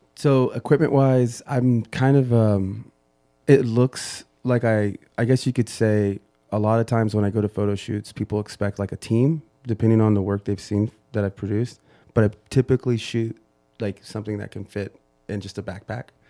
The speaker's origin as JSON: {"language": "English", "country": "United States", "said": "I'm first generation"}